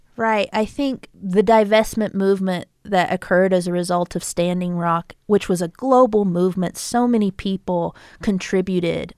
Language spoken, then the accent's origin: English; United States; also born or lived in Tucson, Arizona; uniquely as indigenous peoples and then also as American people